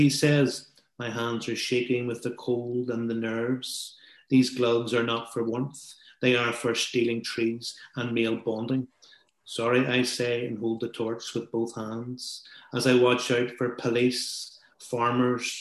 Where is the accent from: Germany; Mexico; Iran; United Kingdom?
United Kingdom; Belfast, Northern Ireland; we are both from Belfast